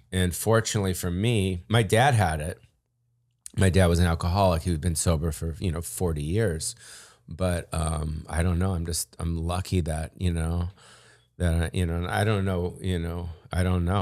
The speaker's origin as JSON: {"language": "English", "town": "Beverly Hills", "region": "California", "country": "United States", "tie": "born or raised there", "said": "I grew up in Beverly Hills"}